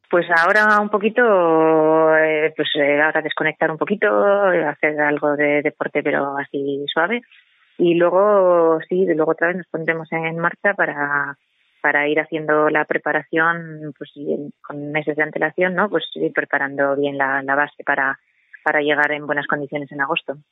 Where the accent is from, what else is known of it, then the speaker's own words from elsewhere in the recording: Murguía, Basque Country, Spain; yo no soy exactamente de Vitoria, sino que soy de Murguía y aquí hay un entorno pues del parque natural